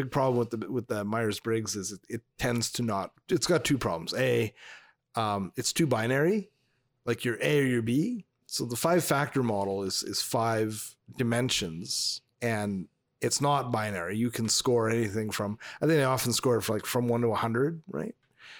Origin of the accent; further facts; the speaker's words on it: Northern Canada, Canada; Well, we're from Northern Canada, so we're dressing like the Inuit.